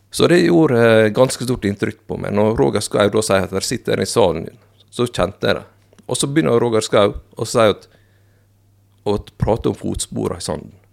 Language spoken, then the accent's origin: Norwegian; Fosnavåg, Møre og Romsdal, Norway; also born or lived in South Korea; jeg vokste opp i Fosnavågen. Ja. I Herøy kommune.